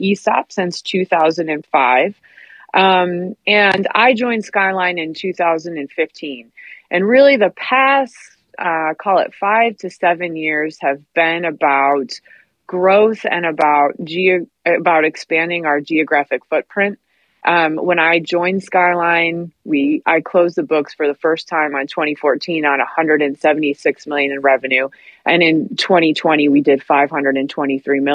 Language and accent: English; Midwest, United States; moved away; I'm from the Midwest and manufacturing is what we do out there